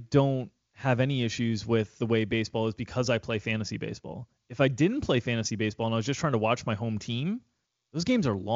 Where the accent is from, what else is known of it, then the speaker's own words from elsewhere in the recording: Fort Lauderdale, Florida, United States; moved away; I'm from Florida. So I was just I was just in the warm weather, and now now I'm up here in the cold